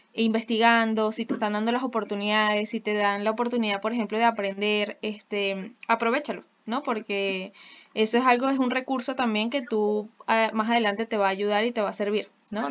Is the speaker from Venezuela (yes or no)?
yes; Venezuela; nosotros sí tenemos una responsabilidad de ser como la mejor versión de nuestra venezolanidad